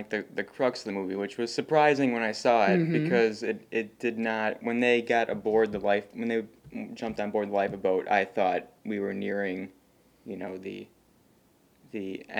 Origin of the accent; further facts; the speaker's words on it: United States; as an American